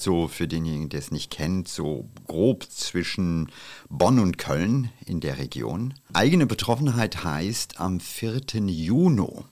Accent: India; now in Germany; den Monsunregen meiner Kindheit in Indien

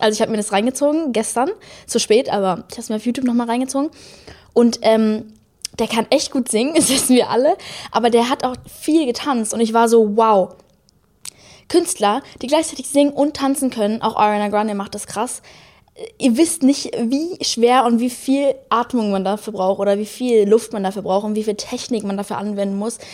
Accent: Munich, Bavaria, Germany; accent: Münchner; Ich habe gerade meinen Münchner Akzent

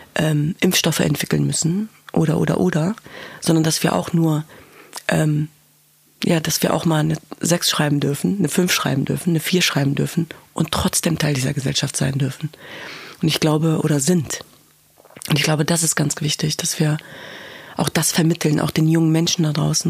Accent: Germany; Ich bin in diesem Land geboren und aufgewachsen. Ich bin Deutsche

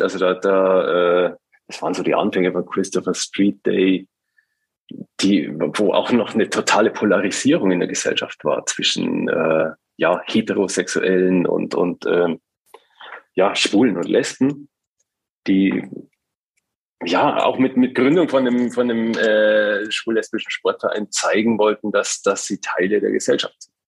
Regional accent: rural Bavaria, Germany; now in Hamburg, Germany; in, in, in Bayern auf dem Land, wo ich herkomme

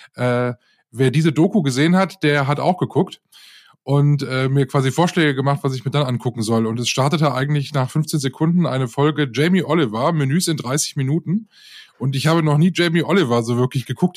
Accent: North Rhine-Westphalia, Germany; ich bin ja in der Nähe der Braunkohlegrube aufgewachsen, also als ich noch ein kleines Kind war.

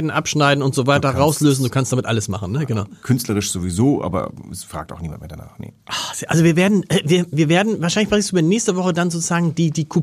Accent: Hamburg, Germany; also als Hamburger habe ich schon mal gesehen

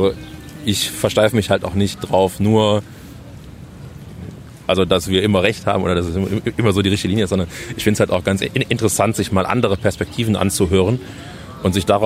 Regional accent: Düsseldorf, North Rhine-Westphalia, Germany; bei uns im Dorf, eh in, äh, in Himmelgeist, meine Heimat.

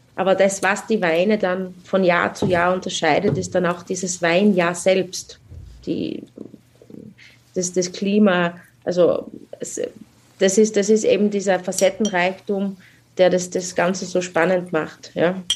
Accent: South Styria, Austria; bei uns in der Südsteiermark

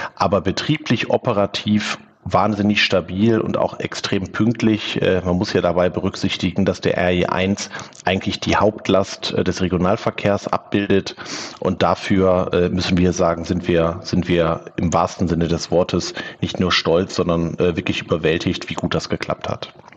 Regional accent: Wülfrath, North Rhine-Westphalia, Germany; also born or lived in Neviges, Velbert; groß geworden bin ich in Wülfrath.

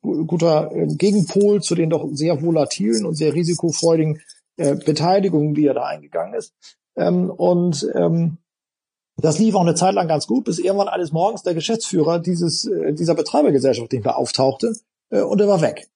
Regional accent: Buxtehude, Lower Saxony, Germany; Aber ich bin eben in dem Unternehmen aufgewachsen, auf dem Fabrikhof, da war mein äh, Familienhaus, da haben wir gelebt und gewohnt und es war natürlich für uns ein riesiger Spielplatz, diese Fabrik, äh, in der wir da aufgewachsen sind, hier in Buxtehude

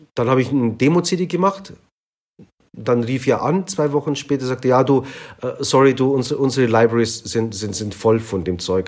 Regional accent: Munich, Bavaria, Germany; Also meine Eltern kamen aus der Türkei und ich bin hier in München geboren

